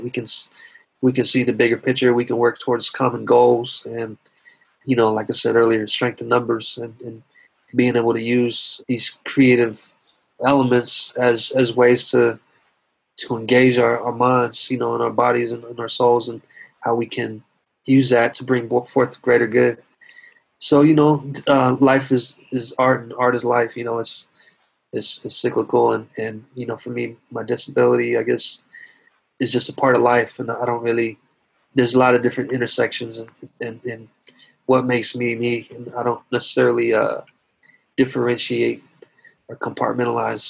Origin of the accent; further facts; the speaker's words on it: the South, United States; I was growing up in the South